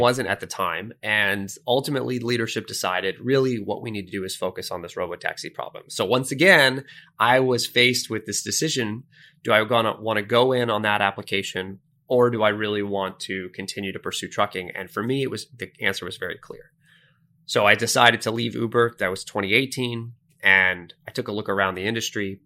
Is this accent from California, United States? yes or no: no; Sunrise, Florida, United States; I grew up in Sunrise, Florida, which is just outside of Fort Lauderdale, north of Miami.